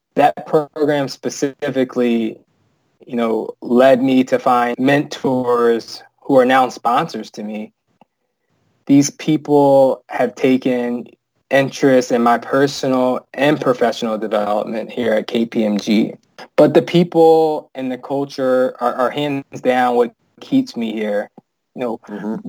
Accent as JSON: {"language": "English", "country": "United States", "tie": "born or raised there", "lives_now": "Chicago, United States", "said": "a black male growing up in America"}